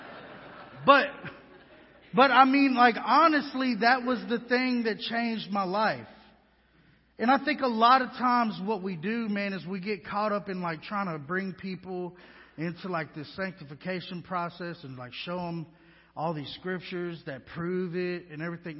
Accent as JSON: {"language": "English", "town": "Houston", "region": "Texas", "country": "United States", "moved": "yes", "lives_now": "West Monroe, United States", "said": "I'm from Houston, Texas, been on my own since I was 13."}